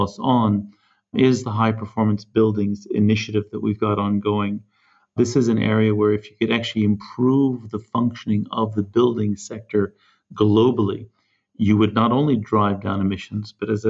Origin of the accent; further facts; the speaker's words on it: California, United States; moved away; I'm originally from California